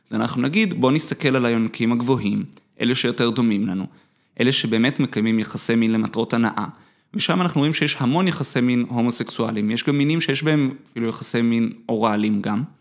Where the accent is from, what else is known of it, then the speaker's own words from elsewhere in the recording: Jerusalem, Jerusalem District, Israel; אני גדלתי בתור ילד טוב ירושלים. למדתי בתיכון של חנונים. איפה גדלת? אה, בבית הכרם. למדתי בליאדה.